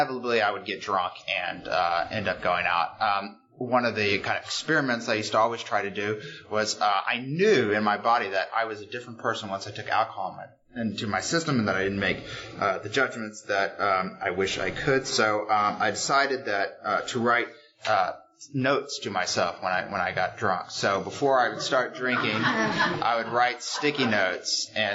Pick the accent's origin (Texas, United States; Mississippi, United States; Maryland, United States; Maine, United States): Texas, United States; Houston; moved away as an adult; now in New York, United States; I'm from Houston, Texas. I've been in New York for 9 years now